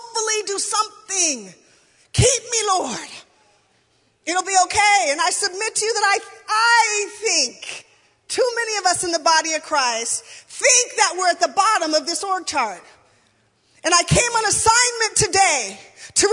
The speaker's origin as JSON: {"language": "English", "town": "Lacey", "region": "Washington", "country": "United States", "tie": "born or raised there", "said": "I grew up in the Baptist church, it felt like we were always, in my Baptist church anyway, in little old Lacey, Washington"}